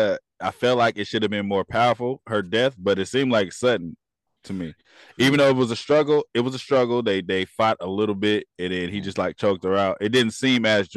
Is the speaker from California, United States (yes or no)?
yes; California, United States; I'm from California.